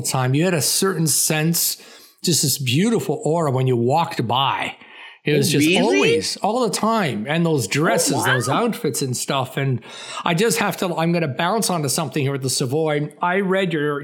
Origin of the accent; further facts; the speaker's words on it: Toronto, Ontario, Canada; moved away as an adult; also born or lived in Paris / Los Angeles; being of Greek extract from Toronto.